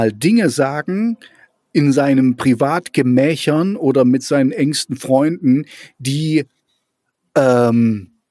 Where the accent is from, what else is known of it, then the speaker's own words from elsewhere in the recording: East Germany, Germany; ich bin ja auch in der DDR groß geworden